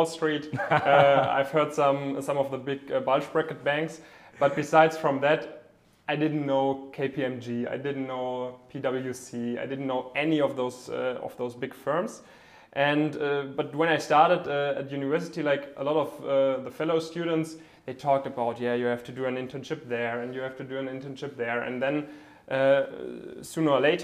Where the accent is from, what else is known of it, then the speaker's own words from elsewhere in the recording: Gerlingen, Baden-Württemberg, Germany; also born or lived in Leonberg; I'm from Gerlingen